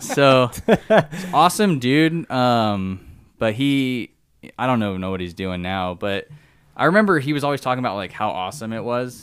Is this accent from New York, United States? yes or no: no; San Diego, California, United States; moved away as an adult; also born or lived in Livermore, California / the US South; born in, uh, Livermore, which is up by San Francisco, but I grew up in San Diego